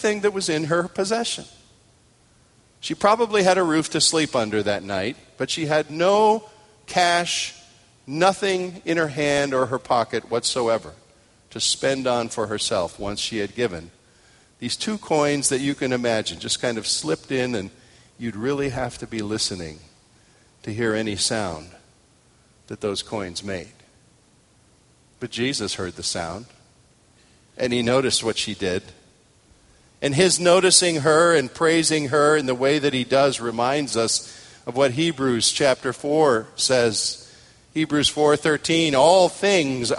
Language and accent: English; United States; I'm an American male